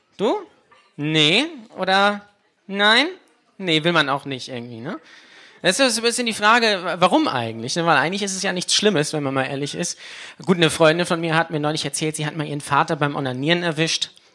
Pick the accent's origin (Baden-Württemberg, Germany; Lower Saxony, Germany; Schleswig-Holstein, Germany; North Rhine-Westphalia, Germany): Schleswig-Holstein, Germany; Lübeck; ich komme direkt aus LA. Ja, das ist meine Hood, LA. Lübeck-Altstadt.